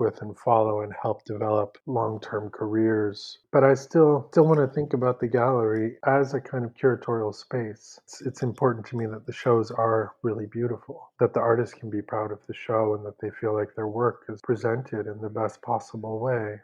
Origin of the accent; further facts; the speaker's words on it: San Francisco, California, United States; moved away as an adult; also born or lived in New York / Paris / Mexico City; now in Los Angeles, United States; I'm originally from San Francisco, but ended up in New York for my studies in my 20s and then Paris